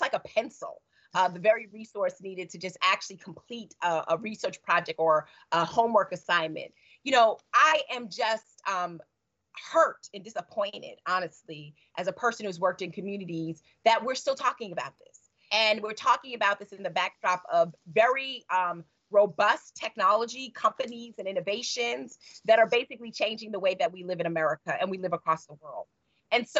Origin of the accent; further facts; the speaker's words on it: New York, United States; also born or lived in Chicago; as a New Yorker